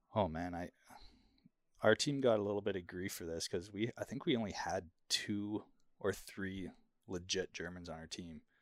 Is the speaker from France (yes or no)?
no; Kelowna, British Columbia, Canada; moved away; my hometown, Kelowna